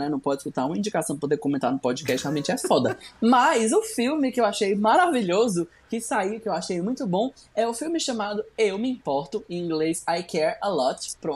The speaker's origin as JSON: {"language": "Portuguese", "town": "Nova Iguaçu", "region": "Rio de Janeiro", "country": "Brazil", "said": "Eu sou de Nova Iguaçu, sabe?"}